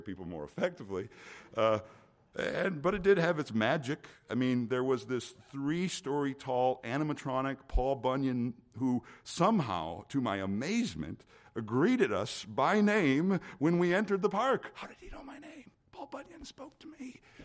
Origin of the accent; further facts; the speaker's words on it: the middle of Minnesota, United States; moved away; growing up in the middle of Minnesota